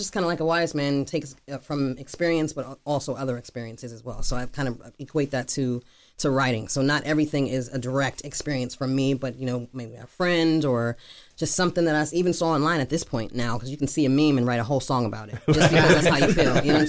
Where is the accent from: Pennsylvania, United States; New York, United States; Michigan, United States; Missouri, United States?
Pennsylvania, United States; Pittsburgh; Northside. Brighton